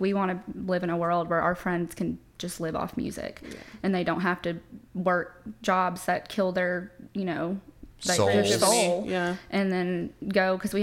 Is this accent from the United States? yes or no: yes; Nashville, Tennessee, United States; So I'm born and raised in Nashville. I'm a Nashville native.